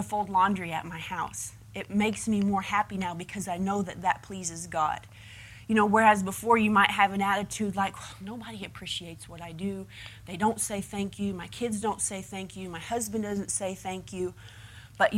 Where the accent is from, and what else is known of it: United States